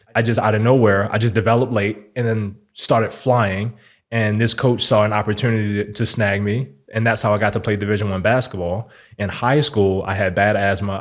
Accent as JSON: {"language": "English", "town": "Baltimore", "region": "Maryland", "country": "United States", "moved": "yes", "lives_now": "Las Vegas, United States", "said": "I'm from Baltimore City"}